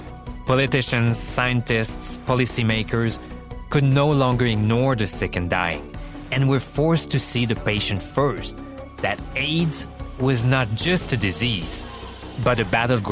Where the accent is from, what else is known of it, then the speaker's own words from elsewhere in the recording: Quebec, Canada; Because I'm gay, and because I'm from Quebec. So yeah, this is my community, my province.